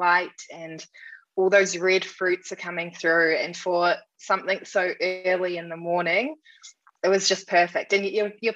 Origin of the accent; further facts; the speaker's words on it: New Zealand; I'm from New Zealand